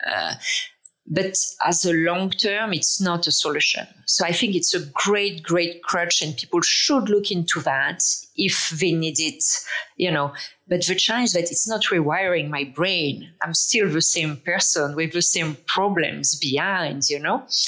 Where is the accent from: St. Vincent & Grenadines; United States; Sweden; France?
France; English is a second language; moved away as an adult; now in Toronto, Canada; I'm from France originally. Um, I live in Toronto. I moved here 20 years ago.